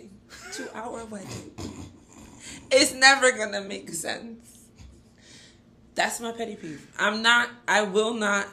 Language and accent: English; Nigeria; as a Nigerian